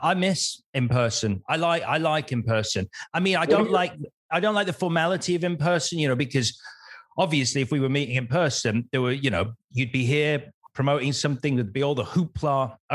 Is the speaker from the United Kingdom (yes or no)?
yes; United Kingdom; we are quintessentially British